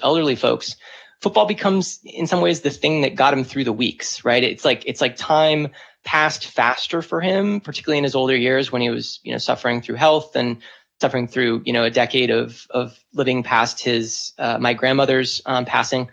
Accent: San Diego, California, United States; I grew up in San Diego

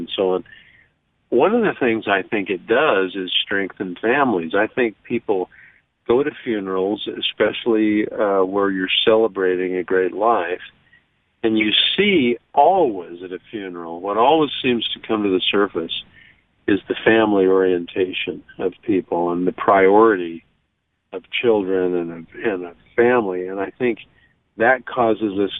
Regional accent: Logan, Utah, United States; I was growing up in Logan

